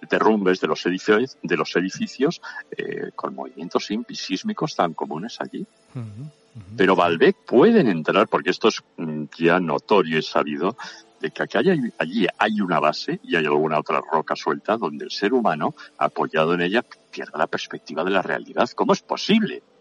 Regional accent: Navarre, Spain; moved away; also born or lived in Extremadura / Madrid / Basque Country; mi tierra de origen, mi tierra de origen, Navarra, célebre eh, por sus Sanfermines

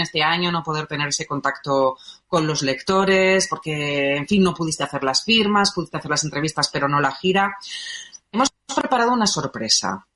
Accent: Málaga, Andalusia, Spain; Como malagueña que soy.

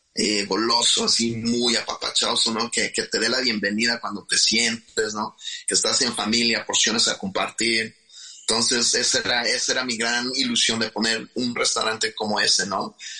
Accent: Huitzuco, Guerrero, Mexico; now in Chicago, United States; yo nací en, en Huitzuco, Guerrero, y pues eh, siempre crecí un niño muy inquieto

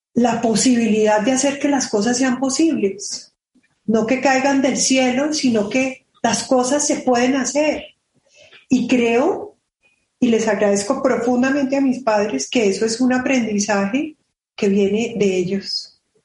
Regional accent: Colombia

